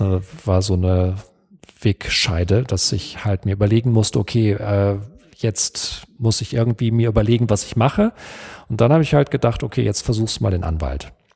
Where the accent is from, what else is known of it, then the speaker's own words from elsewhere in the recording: Detmold, North Rhine-Westphalia, Germany; ich bin in Detmold aufgewachsen, in Westdeutschland